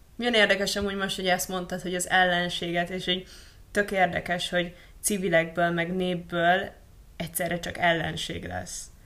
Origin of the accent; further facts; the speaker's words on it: Budapest, Hungary; Itt Budapesten